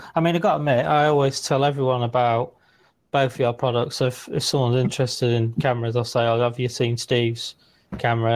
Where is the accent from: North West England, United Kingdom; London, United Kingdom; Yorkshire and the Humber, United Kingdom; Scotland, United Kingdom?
North West England, United Kingdom; Liverpool; Fellow scousers